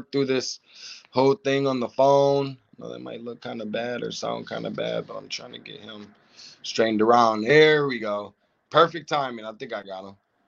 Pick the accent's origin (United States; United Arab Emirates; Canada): United States; Lansing, Michigan; I'm originally from Lansing.